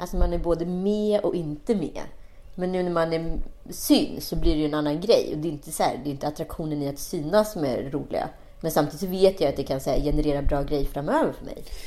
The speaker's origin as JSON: {"language": "Swedish", "country": "Sweden", "said": "vi svenskar"}